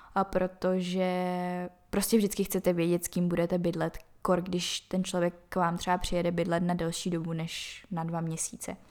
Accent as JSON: {"language": "Czech", "country": "Czechia", "said": "odkud jsem, že jsem z České republiky"}